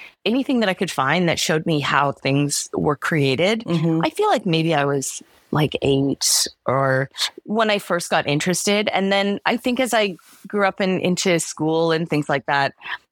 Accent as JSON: {"language": "English", "town": "Vancouver", "region": "British Columbia", "country": "Canada", "tie": "born or raised there", "also_born_or_lived": "Hawaii", "said": "I grew up in Vancouver"}